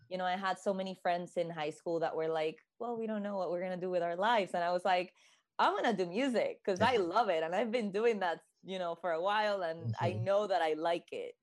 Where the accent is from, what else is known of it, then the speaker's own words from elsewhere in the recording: Puerto Rico; now in Boston, United States; I am from originally from Puerto Rico, born and raised